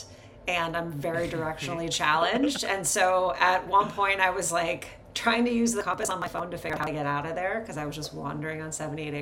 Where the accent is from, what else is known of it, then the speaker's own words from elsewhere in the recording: Columbus, Ohio, United States; moved away as an adult; I grew up in Central Columbus